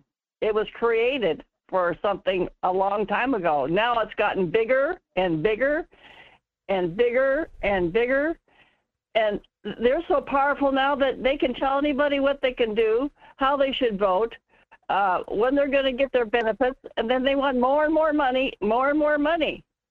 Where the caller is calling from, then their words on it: North Pole, Alaska, United States; This is … in North Pole.